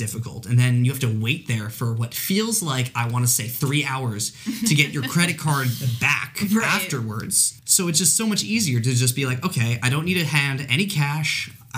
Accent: Long Island, New York, United States; I grew up on Long Island. We actually grew up in the same town.

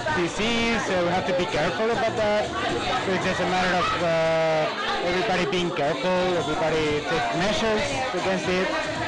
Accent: Spain; now in China; I'm from Spain. I've been the same here in China during all this virus outbreak for the last couple of months.

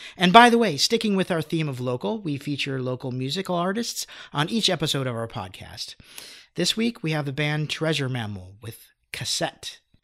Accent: Phoenix, Arizona, United States; moved away as an adult; also born or lived in Los Angeles; I grew up in the West Valley. I went to Greenway High School

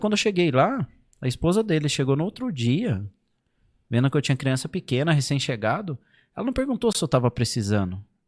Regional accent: Brazil; moved away as an adult; now in Portugal; Eu cresci ali no Chacras Unidas

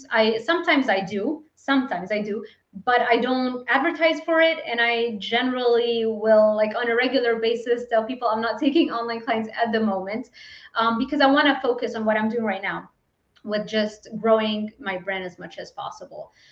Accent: Lebanon; I wasn't given like opportunities growing up in Lebanon and not really having a lot of money.

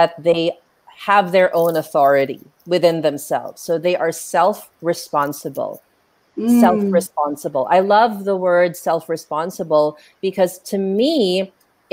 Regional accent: Philippines; our habits and behaviors as Filipino freelancers

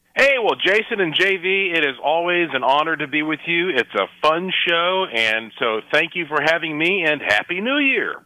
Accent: Asheville, North Carolina, United States; my hometown is Asheville, North Carolina

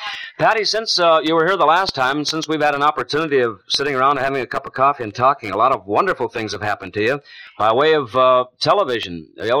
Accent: Chicago, Illinois, United States; I was born and raised in Chicago.

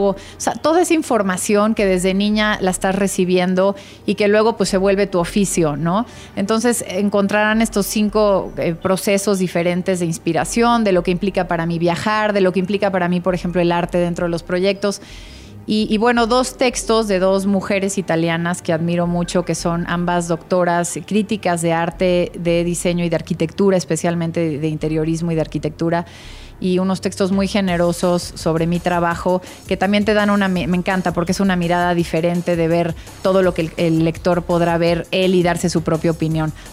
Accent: Oaxaca, Mexico; desde donde nací, la casa de mis abuelos donde crecí en Oaxaca, la casa de mi abuela Virginia del siglo XVIII en San Ángel, un poco de dónde vengo

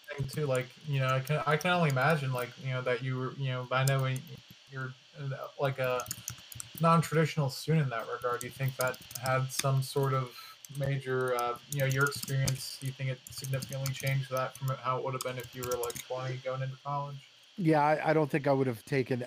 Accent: Lancaster, Pennsylvania, United States; I grew up in Lancaster

